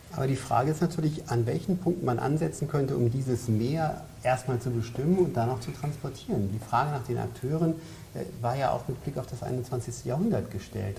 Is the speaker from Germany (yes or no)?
yes; Bavaria, Germany; ich komme ja aus Bayern